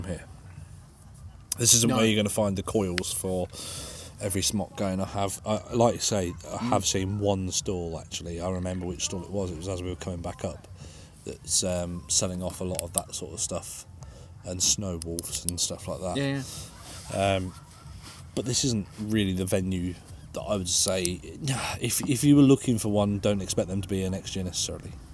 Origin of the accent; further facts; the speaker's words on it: England, United Kingdom; We're fucking English